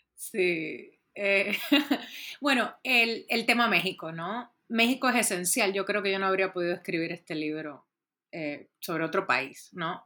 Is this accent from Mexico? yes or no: no; Puerto Rico; yo soy originalmente de Puerto Rico